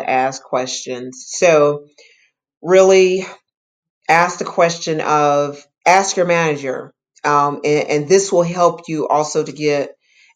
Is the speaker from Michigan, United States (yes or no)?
yes; Detroit, Michigan, United States; I grew up in Detroit, and I was in a neighborhood that had two gangs in it